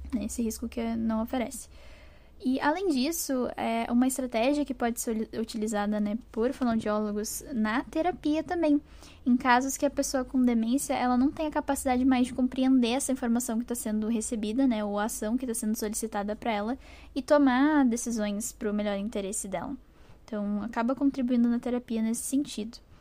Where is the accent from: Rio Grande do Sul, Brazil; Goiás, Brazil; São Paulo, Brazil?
Rio Grande do Sul, Brazil; Porto Alegre; eu sou de Porto Alegre, no Rio Grande do Sul